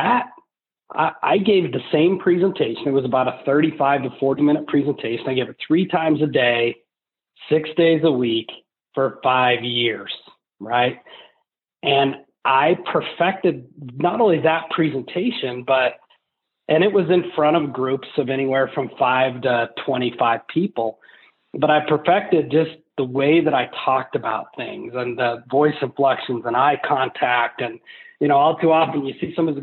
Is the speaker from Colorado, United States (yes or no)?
yes; Colorado, United States; growing up in Colorado, the church that we went